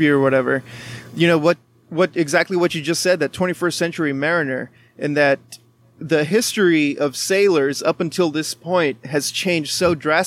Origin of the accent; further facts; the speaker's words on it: McAllen, Texas, United States; also born or lived in Reynosa, Mexico; growing up in Reynosa and McAllen, which is like South Texas